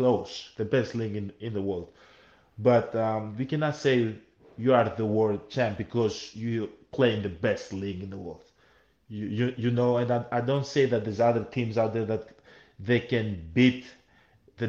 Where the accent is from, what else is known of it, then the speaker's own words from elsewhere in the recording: Greece; also born or lived in Nigeria (ancestry); I was born in Greece